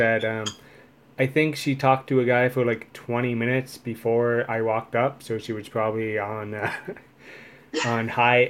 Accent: Welland, Ontario, Canada; I'm originally from Welland.

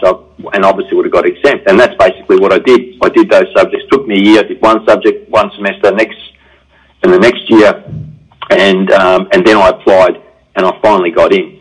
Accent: Melbourne, Victoria, Australia; growing up, I guess it was pretty much a diverse, you know, suburb

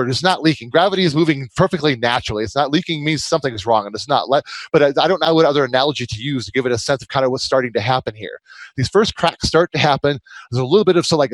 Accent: Michigan, United States; moved away; I'm from Michigan originally

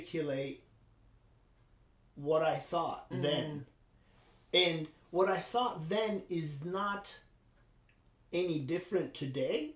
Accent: İzmir, Turkey; born or raised there; now in United States

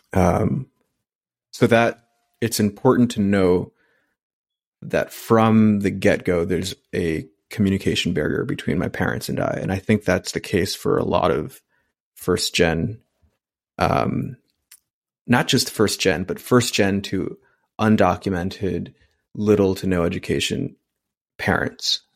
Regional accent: New York City, New York, United States; I grew up in Elmhurst, Queens, which is per capita the most culturally diverse population in the world

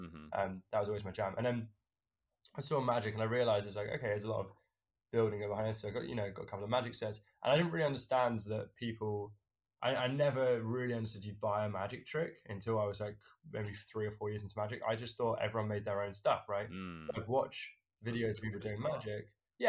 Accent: United Kingdom; So basically, I think of myself as quite a British lad.

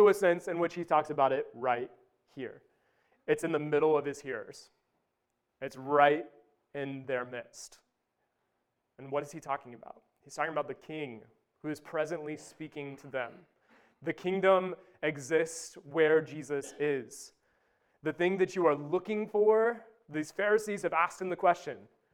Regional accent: Wabash, Indiana, United States; moved away; I grew up in Wabash

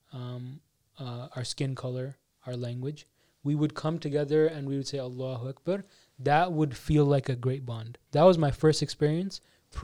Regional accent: Canada; I come from Canada.

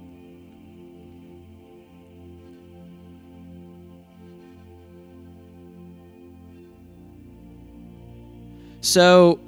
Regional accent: New Jersey, United States; I was born in New Jersey

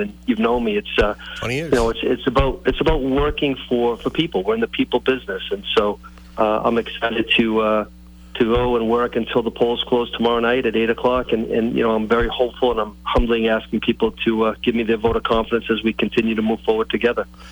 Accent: Brockton, Massachusetts, United States; When I grew up in Brockton, it was called the Carlton House

